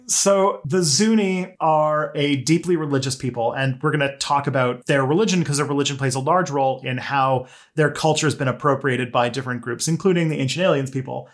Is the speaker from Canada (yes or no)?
yes; Canada; I am a Canadian